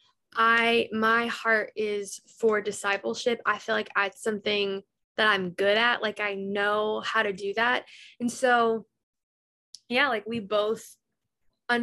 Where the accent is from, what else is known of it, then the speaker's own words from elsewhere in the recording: the South, United States; we grew up in the South